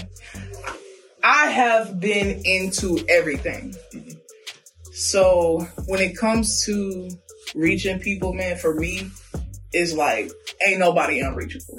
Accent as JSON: {"language": "English", "region": "Louisiana", "country": "United States", "also_born_or_lived": "Virginia", "moved": "yes", "said": "I'm from Louisiana originally. Moved to VA with my grandmother"}